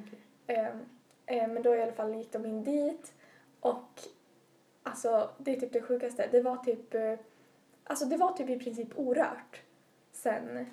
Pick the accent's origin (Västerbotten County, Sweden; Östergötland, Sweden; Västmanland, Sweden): Västerbotten County, Sweden; Umeå; jag är från Umedalen som ligger eh, i västra utkanten av eh, Umeå tätort.